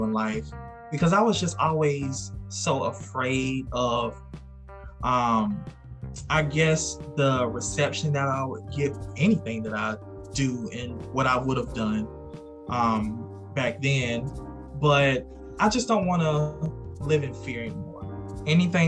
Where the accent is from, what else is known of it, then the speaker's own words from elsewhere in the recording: South Carolina, United States; moved away as an adult; now in Georgia, United States; I am originally from South Carolina. I reside in Georgia now. I've been in Georgia for almost 2 years now.